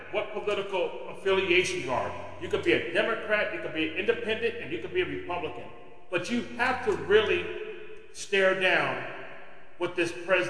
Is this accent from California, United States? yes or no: yes; California, United States; my home state of California, a state where I was born and bred